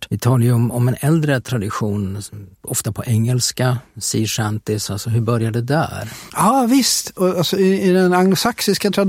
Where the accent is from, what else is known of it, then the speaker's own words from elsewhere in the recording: Västervik, Kalmar County, Sweden; jag minns ju också det där som jag är uppvuxen i Västervik där det fanns något som hette Visfestivalen